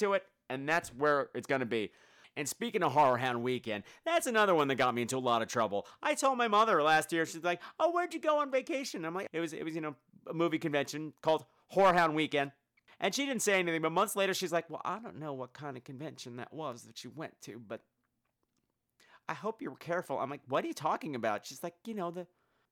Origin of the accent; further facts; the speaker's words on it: New York City, New York, United States; I'm from New York, so we say horror for the most part. That's how I've always said it.